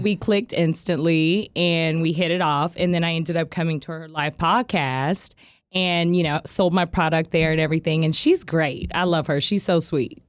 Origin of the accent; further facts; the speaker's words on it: Tulsa, Oklahoma, United States; also born or lived in Muskogee, Oklahoma; I grew up in Broken Arrow. I grew up in Tulsa